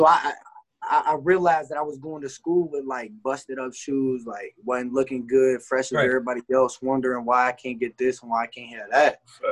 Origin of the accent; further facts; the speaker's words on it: Covington, Kentucky, United States; also born or lived in Newport, Kentucky; I'm from Covington, you know what I'm saying? Born and raised. But I moved to Newport when I failed seventh grade at Holmes